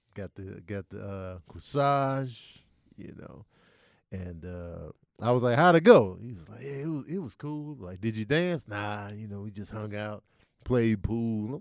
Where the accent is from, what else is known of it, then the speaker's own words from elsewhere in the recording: Chicago, Illinois, United States; growing up in Chicago, Jordan era